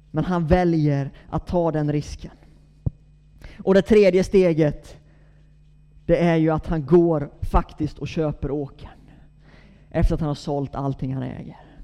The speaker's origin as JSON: {"language": "Swedish", "town": "Gnosjö", "region": "Jönköping County", "country": "Sweden", "tie": "born or raised there", "moved": "yes", "lives_now": "Gothenburg, Sweden", "said": "Jag är Gnosjöbo från början, så att jag är bördig från bygden"}